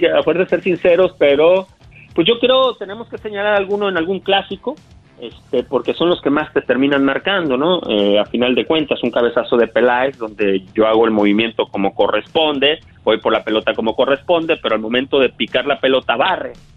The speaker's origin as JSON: {"language": "Spanish", "town": "Monterrey", "region": "Nuevo León", "country": "Mexico", "tie": "born or raised there", "also_born_or_lived": "Tampico / Guadalajara / Puebla / Celaya", "moved": "as an adult", "lives_now": "Los Angeles, United States", "said": "Yo, yo nací en Tampico, me crié en Monterrey, Nuevo León"}